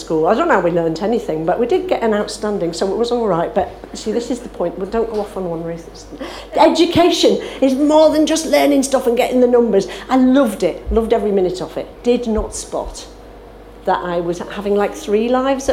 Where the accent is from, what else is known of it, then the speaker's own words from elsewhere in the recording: Isle of Man; I was brought up in the Isle of Man in a brethren family